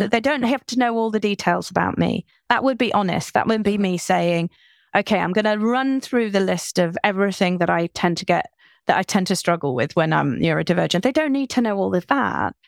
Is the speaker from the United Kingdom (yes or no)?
yes; United Kingdom; I'm British.